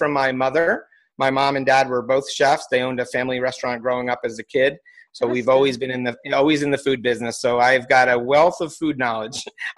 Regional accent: East Coast, United States; born there; I've lived all over the United States. I was born on the East Coast.

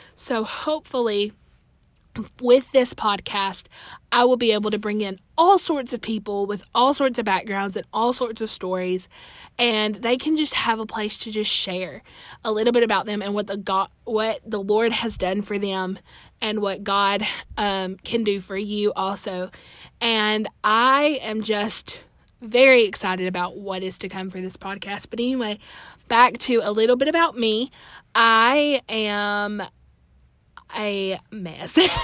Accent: Alabama, United States; I'm from Alabama. I attend church here where I'm from

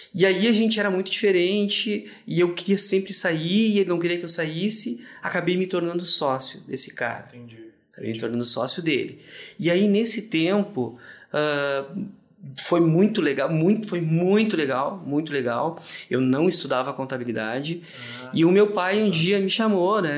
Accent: Rio Grande do Sul, Brazil; nosso estado, Rio Grande do Sul

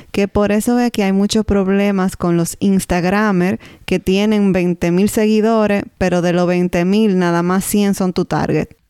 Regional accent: Dominican Republic; now in Canada; nosotros como dominicanos

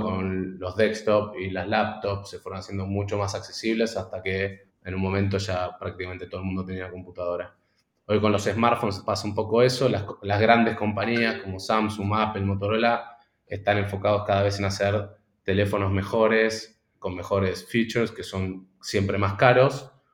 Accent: Argentina; moved away as an adult; also born or lived in Boston; soy argentino

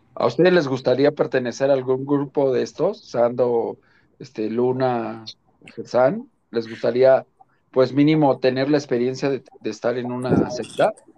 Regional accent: Mexico; como buen mexicano

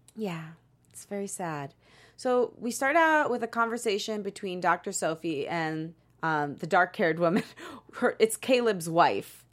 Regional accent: Midwest, United States; Krista and I just found out we're both from the Midwest

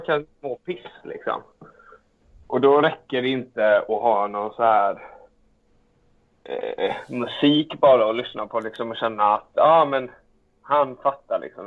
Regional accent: Alingsås, Västra Götaland, Sweden; Alingsås där jag är ifrån

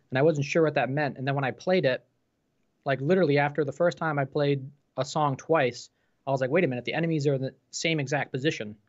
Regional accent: New York, United States; I'm from New York State myself

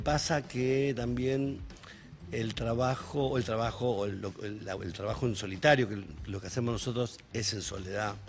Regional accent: Rosario, Santa Fe, Argentina; soy rosarino

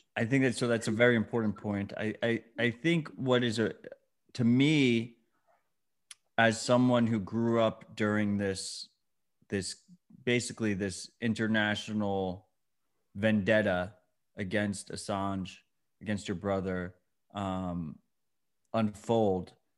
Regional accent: United States

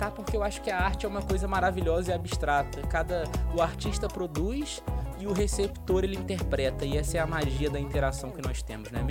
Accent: Rio de Janeiro, Brazil; só que como eu sou do Rio de Janeiro, aqui não tem essas coisas de jogo do bicho

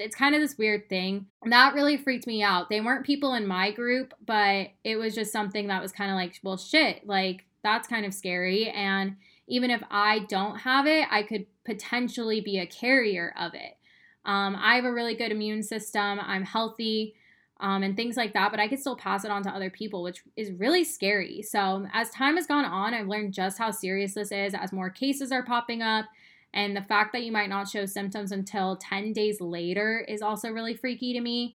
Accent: Arizona, United States; moved away as an adult; now in Austin, United States; I moved from Arizona to Austin in 2017. I lived in Arizona my whole life

